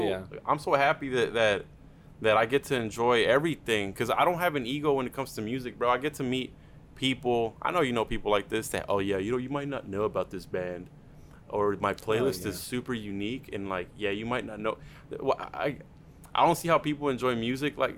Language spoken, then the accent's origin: English; Duncanville, Texas, United States; first language Spanish; English is a second language; we're from Duncanville